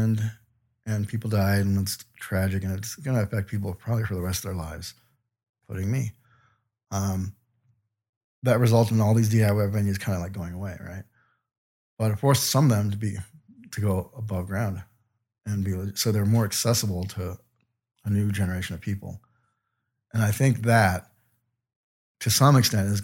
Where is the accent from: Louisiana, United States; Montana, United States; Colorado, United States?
Colorado, United States; Aurora; I'm from Aurora, Colorado.